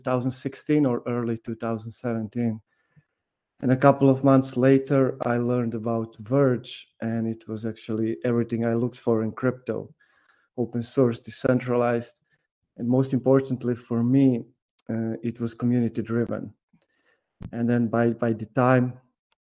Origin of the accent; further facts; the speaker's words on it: Rijeka, Primorje-Gorski Kotar County, Croatia; So I was born and raised in Rijeka, Croatia. I also finished my education here